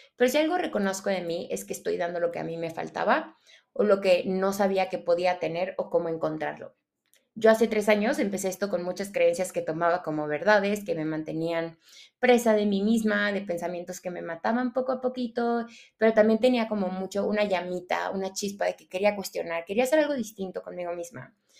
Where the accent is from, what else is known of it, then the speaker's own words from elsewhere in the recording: Venezuela; now in Mexico; yo soy venezolana. Llevo mucho tiempo viviendo en México, pero soy venezolana